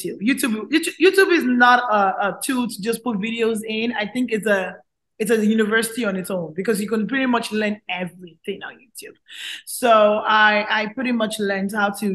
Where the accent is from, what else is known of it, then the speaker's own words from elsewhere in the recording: Nigeria; also born or lived in Calgary, Canada; now in Houston, United States; I grew up with a lot of good known actors and actresses that I look up to while I was growing up in Nigeria.